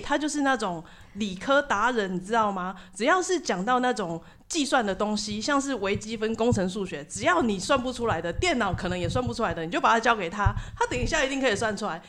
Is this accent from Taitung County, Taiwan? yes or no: no; Tainan, Taiwan; also born or lived in United Kingdom; 我是一个台南人嘛，那所以嗯。我就住在家里。那我身份证上面也是写台南市